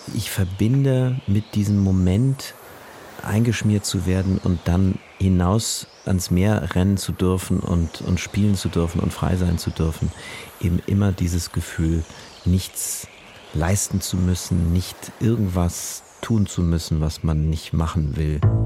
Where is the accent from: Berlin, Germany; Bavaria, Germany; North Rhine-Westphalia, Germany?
Berlin, Germany; als ich Teenager war und mir diese Berliner Winter irgendwann so auf die Seele traten